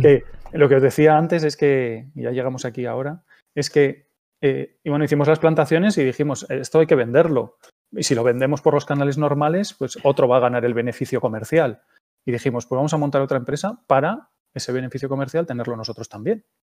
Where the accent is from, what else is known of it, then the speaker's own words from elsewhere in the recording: Gipuzkoa, Basque Country, Spain; moved away as an adult; also born or lived in Palencia; Soy de un pueblo de, de Guipúzcoa donde todos los años había una exposición en el frontón del pueblo